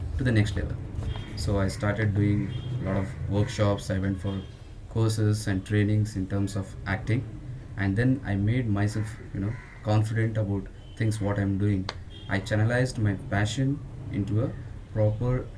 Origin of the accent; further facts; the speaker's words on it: Bangalore, Karnataka, India; I'm from Bangalore.